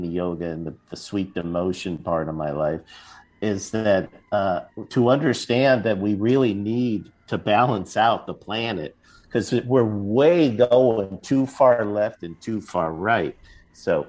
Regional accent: Los Angeles, California, United States; now in Las Vegas, United States; a storied old theater on Wilshire and Western in Los Angeles, my hometown

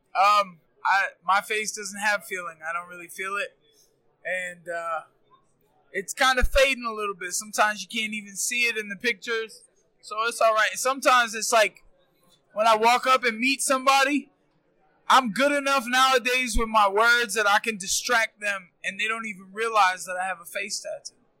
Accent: Florida, United States; we're both Florida boys

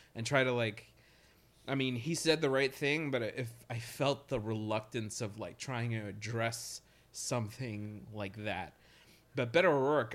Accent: Nebraska, United States; now in Brooklyn, United States; I'm from Nebraska, by the way, but I live in Brooklyn, so I consider myself a Brooklynite

